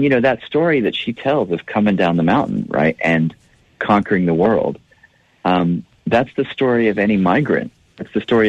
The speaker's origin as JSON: {"language": "English", "town": "Nashville", "region": "Tennessee", "country": "United States", "tie": "born or raised there", "said": "I'm a Lebanese American, and so I grew up in Nashville, but I never really felt like I was a part of the core Nashville culture."}